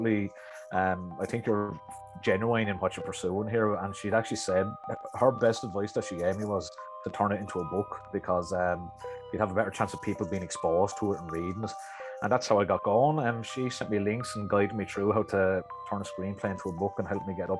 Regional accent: Arklow, County Wicklow, Ireland; accent: Wicklow; I'm from Arklow, down in Wicklow here.

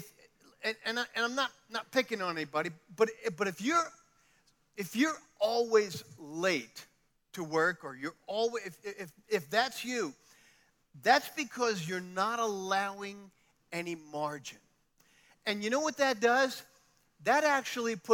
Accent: New York City, New York, United States; moved away; I come from New York

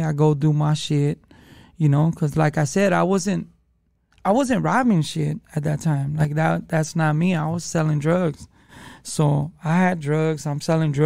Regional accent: Los Angeles, California, United States; I grew up in the hood

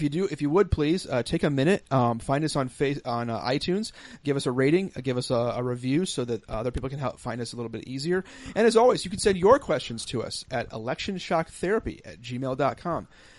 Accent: United States; as American Christians

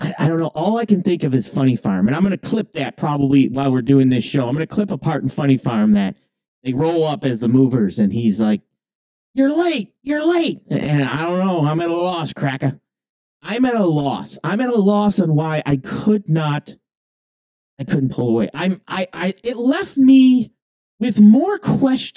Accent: Canada; I'm from Canadian

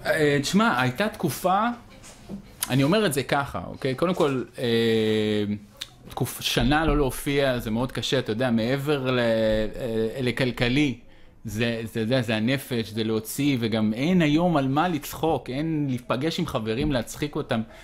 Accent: Israel; אני מבסוט שנולדתי בישראל

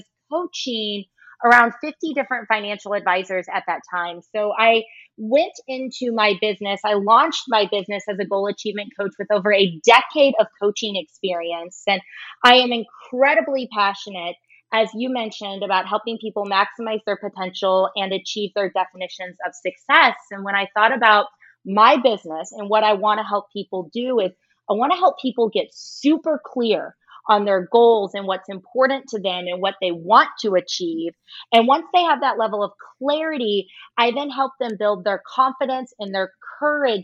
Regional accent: Midwest, United States; moved away as an adult; now in Los Angeles, United States; So I am born and raised in the Midwest.

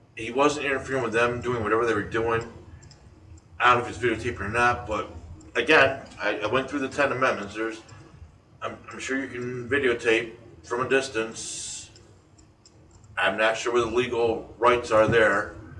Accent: United States; as an American citizen

